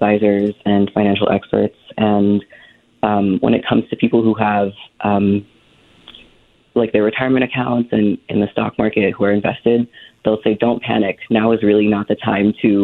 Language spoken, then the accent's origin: English; Philippines; I'm Filipino